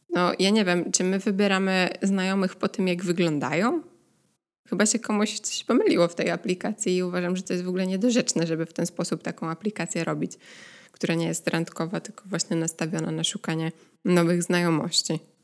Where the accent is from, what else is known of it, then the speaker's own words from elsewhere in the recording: Poland; now in Netherlands; pochodzę z Polski